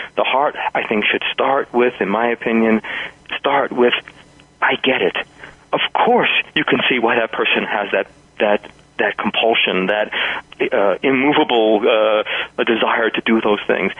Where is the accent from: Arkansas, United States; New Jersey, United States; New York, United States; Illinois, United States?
New York, United States; now in New Mexico, United States; New York, which is my hometown. Some people will hear that in my pace and style and accent